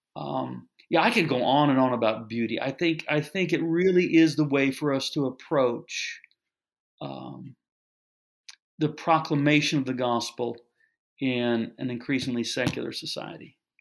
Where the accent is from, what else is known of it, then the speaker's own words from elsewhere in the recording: Kansas City, United States; I'm from the Kansas City area, so I grew up a Royals fan